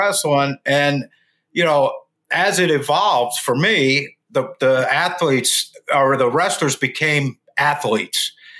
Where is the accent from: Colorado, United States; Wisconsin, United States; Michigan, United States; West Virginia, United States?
West Virginia, United States; I'm from West Virginia